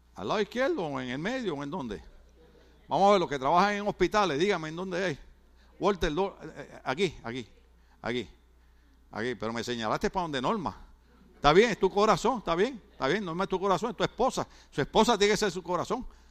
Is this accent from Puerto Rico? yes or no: yes; Puerto Rico; moved away; En mi país, que de ahí es él, en mi país